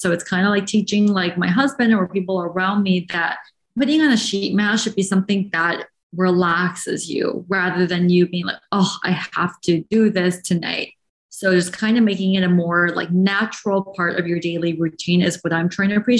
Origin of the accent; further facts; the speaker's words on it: Shanghai, China; English is a second language; moved away as an adult; now in United States; after growing up in Shanghai, my whole life, then came here for college in the US. And that was my first time ever in the United States.